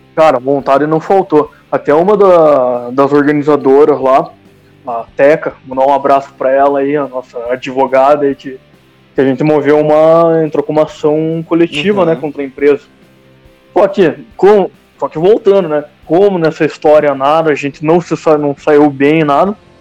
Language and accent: Portuguese; Curitiba, Paraná, Brazil; estamos de Curitiba